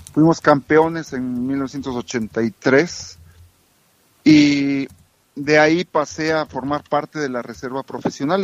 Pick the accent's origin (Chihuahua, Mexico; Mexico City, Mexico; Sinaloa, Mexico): Chihuahua, Mexico; Camargo; moved away as an adult; also born or lived in Tehuacán, Puebla / San José, California; me crié en Chihuahua. Mis padres son de, Chihuahua. Eh, nací en Tehuacán, Puebla, y muy pequeño regresé a a, Chihuahua, en Camargo, Chihuahua